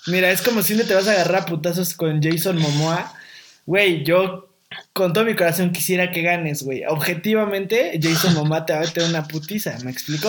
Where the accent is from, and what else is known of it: Mexico